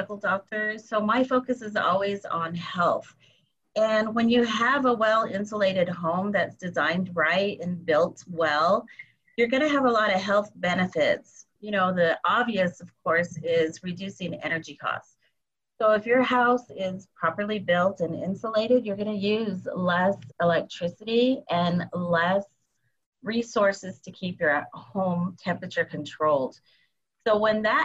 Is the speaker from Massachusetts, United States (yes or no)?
no; Arizona, United States; I'm from the Basquiaki tribe in Arizona